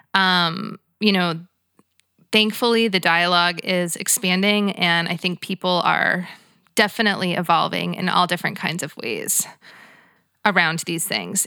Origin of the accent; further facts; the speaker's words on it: United States; as an American white girl